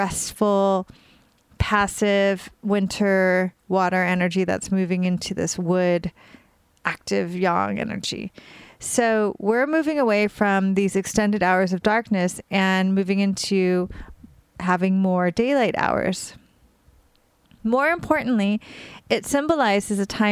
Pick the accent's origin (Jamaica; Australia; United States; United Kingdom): United States; California; now in New York, United States; I'm from California and I live in New York, and I'm in New York mostly now